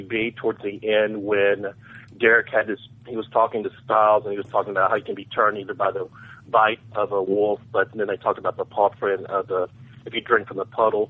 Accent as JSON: {"language": "English", "region": "Tennessee", "country": "United States", "said": "from Tennessee"}